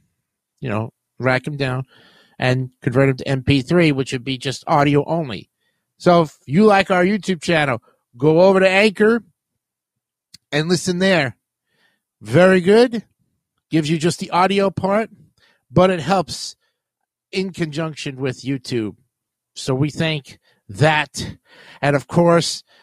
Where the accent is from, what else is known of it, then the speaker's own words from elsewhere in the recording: New York City, New York, United States; I used to live in Richmond Hill in the South Ozone Park border area